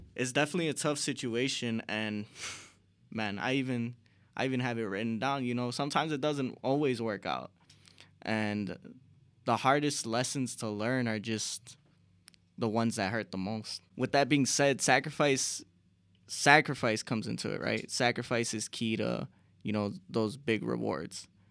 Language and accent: English; Chicago, Illinois, United States; we're from Chicago